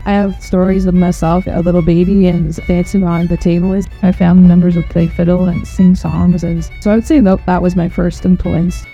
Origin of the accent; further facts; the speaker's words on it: Toronto, Ontario, Canada; I'm from Toronto